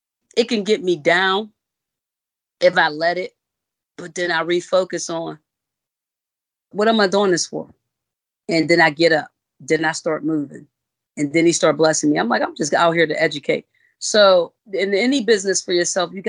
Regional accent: Pittsburgh, Pennsylvania, United States; moved away as an adult; now in Charlotte, United States; I'm originally from Pittsburgh, Pennsylvania. I moved to Charlotte, North Carolina in 2014.

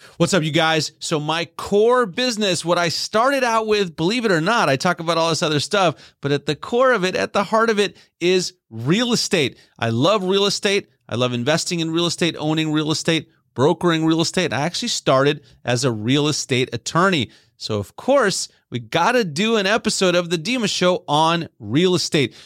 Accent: Texas, United States; moved away; my home state of Texas

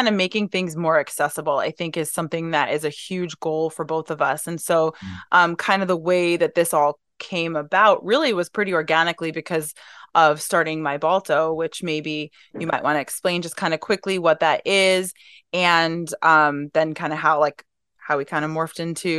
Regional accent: New York, United States; I'm originally from New York, and veterinary medicine was actually my second career

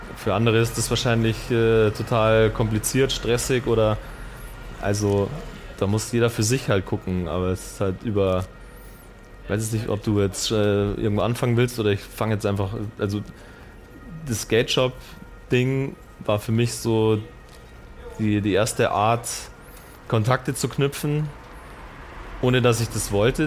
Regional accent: Markt Schwaben, Bavaria, Germany; also born or lived in Munich; kam ja vom Land

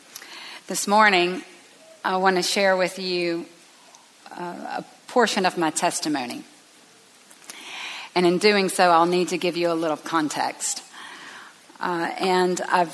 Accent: Tifton, Georgia, United States; I grew up in Tifton, Georgia, at Northside Baptist Church

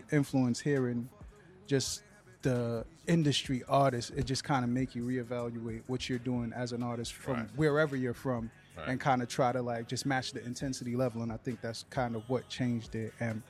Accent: Boston, Massachusetts, United States; hip hop artist representing, I'm gonna say, Dorchester, Mass.

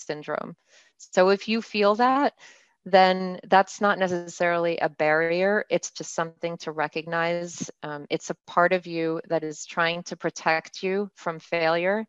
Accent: Mexico; moved away; I'm bilingual. I grew up in Mexico

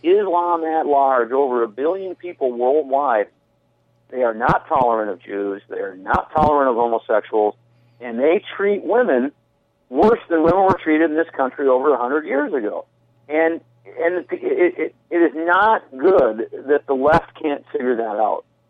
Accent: St. Paul, Minnesota, United States; I grew up in, I uh, was born in St. Paul

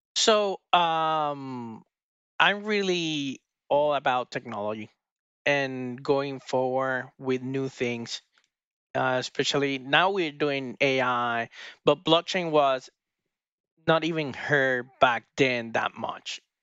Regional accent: Puerto Rico; we are both from Puerto Rico.

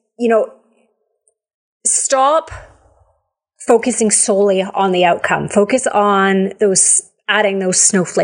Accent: Canada; We're Canadian. I live up in the, like, near the mountains.

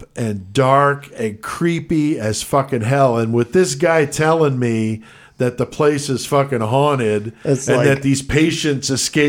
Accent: New York, United States; born there; now in Illinois, United States; I was born in the Bronx, yeah.

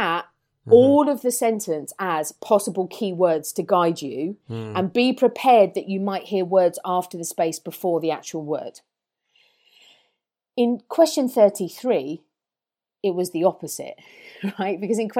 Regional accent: England, United Kingdom; as English people

